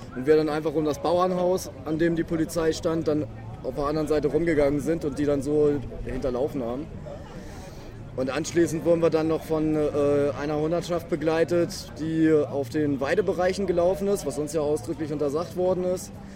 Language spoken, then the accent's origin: German; Hamburg, Germany; ich komme aus Hamburg